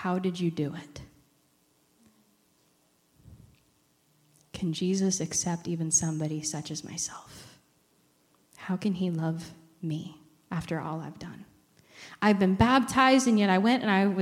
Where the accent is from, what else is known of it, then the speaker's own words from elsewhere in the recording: Iowa-Missouri Conference, Iowa and Missouri, United States; moved away; I come from the Iowa Missouri Conference, so Camp Heritage is my safe place.